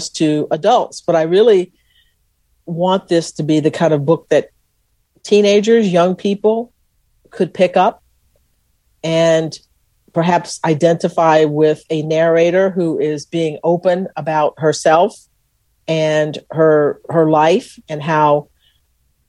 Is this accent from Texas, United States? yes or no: yes; Texas, United States; they knew I was from Texas